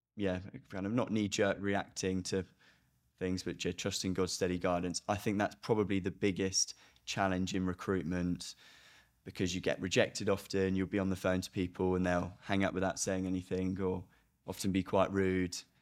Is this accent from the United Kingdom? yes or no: yes; United Kingdom; being a British person